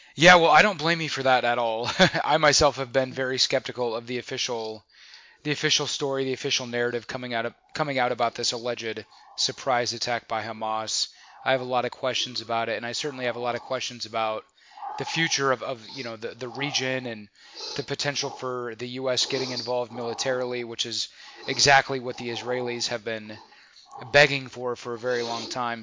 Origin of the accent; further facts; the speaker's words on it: United States; I say that as an American.